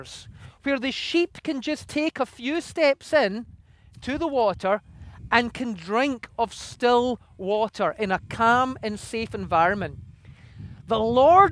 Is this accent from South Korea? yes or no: no; Scotland, United Kingdom; moved away; I come originally from Scotland, and in Scotland we have sheep everywhere.